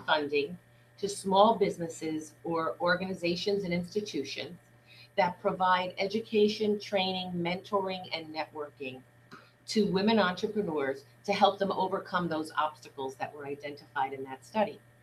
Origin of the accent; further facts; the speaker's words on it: New York City, New York, United States; I grew up in Brooklyn, New York